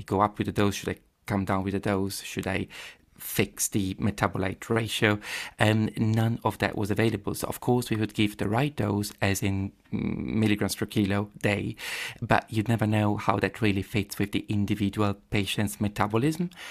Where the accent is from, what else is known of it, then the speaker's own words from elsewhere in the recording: Padua, Veneto, Italy; English is a second language; moved away as an adult; also born or lived in Cambridge, United Kingdom; now in London, United Kingdom; I was born in Padova, um, yeah, I grew up there, uh, definitely from there